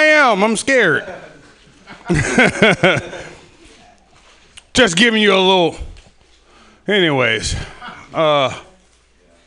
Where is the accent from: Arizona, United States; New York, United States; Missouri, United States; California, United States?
California, United States; Sacramento; I'm from Sacramento, by the way. From the hood